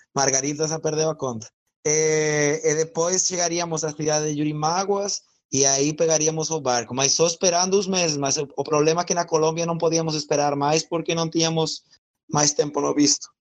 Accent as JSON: {"language": "Portuguese", "country": "Spain", "second_language": "Portuguese", "moved": "yes", "said": "sou da Espanha, então estou falando um belo portunhol aqui com vocês"}